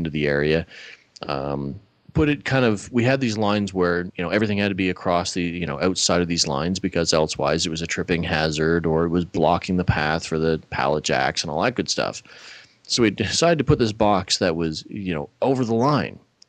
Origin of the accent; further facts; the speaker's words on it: Nova Scotia, Canada; moved away; where I grew up in Nova Scotia